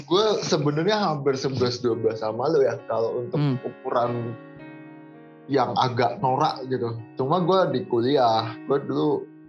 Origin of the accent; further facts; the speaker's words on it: Indonesia; saya juga orang Indo